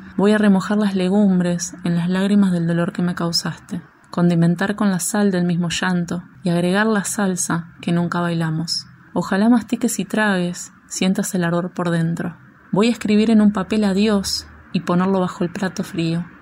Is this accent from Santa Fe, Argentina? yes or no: no; Florencio Varela, Buenos Aires Province, Argentina; moved away as an adult; also born or lived in Barracas, Buenos Aires; now in Buenos Aires, Argentina; soy oriunda de Florencia Varela